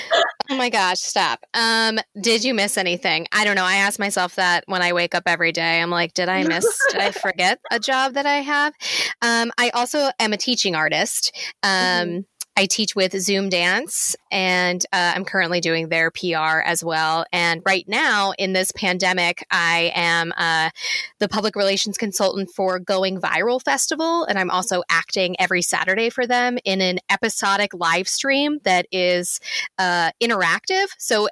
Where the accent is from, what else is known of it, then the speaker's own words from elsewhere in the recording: Limerick, Munster, Ireland; now in United States; And I was like, fine, whatever. I'm from Limerick.